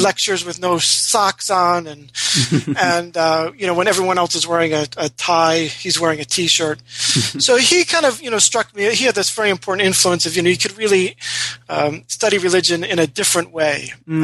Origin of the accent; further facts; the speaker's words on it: Rochester, New York, United States; I was uh, born and raised in Rochester, New York